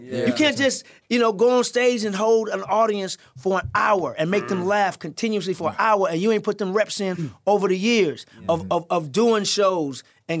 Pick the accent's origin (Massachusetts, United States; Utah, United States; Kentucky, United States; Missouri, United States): Missouri, United States; St. Louis; moved away; also born or lived in Monterey, California / Jamaica, Queens, New York; I'm 10 years old, growing up in St. Louis.